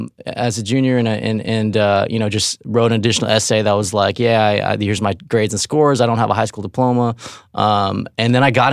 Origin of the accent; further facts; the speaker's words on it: Riverside, California, United States; So I grew up in Riverside. Like Dave said, it's kind of a suburb, like an hour and a half from L.A. A very sort of normcore place.